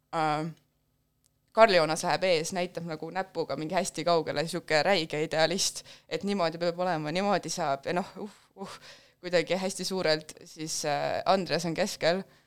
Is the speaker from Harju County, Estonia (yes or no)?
no; Pärnu, Pärnu County, Estonia; ma olen äh, Pärnust pärit